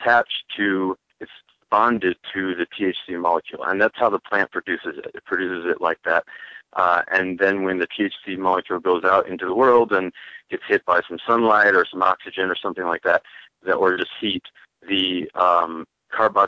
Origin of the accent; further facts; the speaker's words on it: Chicago, Illinois, United States; now in Colorado, United States; I'm from Chicago